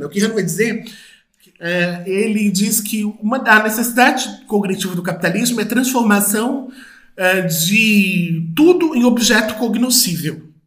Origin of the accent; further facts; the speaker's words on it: Brazil; nós que somos do Brasil